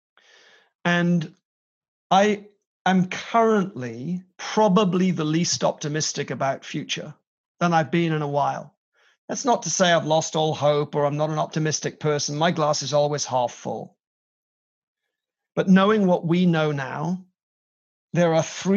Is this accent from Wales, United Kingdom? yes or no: yes; Wales, United Kingdom; moved away; to represent Wales in this way. I couldn't want a closer connection to my homeland than through this